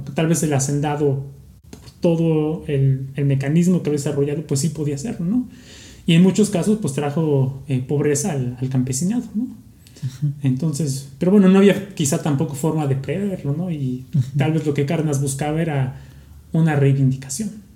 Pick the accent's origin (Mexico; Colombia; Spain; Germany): Mexico; como mexicanos